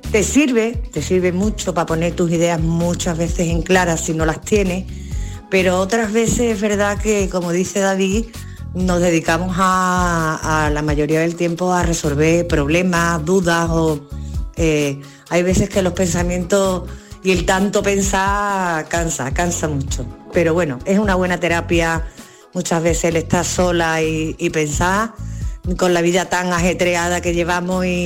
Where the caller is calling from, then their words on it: Seville, Andalusia, Spain; Buenos días equipo … de Sevilla.